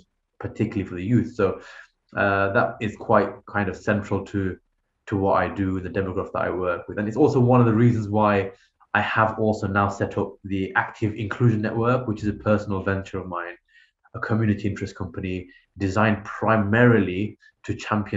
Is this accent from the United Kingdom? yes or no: yes; United Kingdom; as a British Muslim